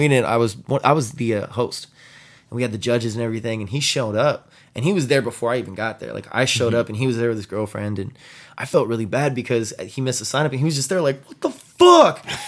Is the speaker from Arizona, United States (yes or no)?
no; San Antonio, Texas, United States; also born or lived in Austin, Texas; I'm from San Antonio, Texas